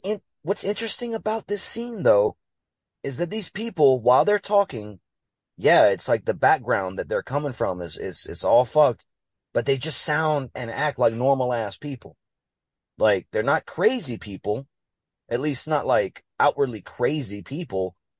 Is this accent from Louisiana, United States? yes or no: yes; Louisiana, United States; I'm from Louisiana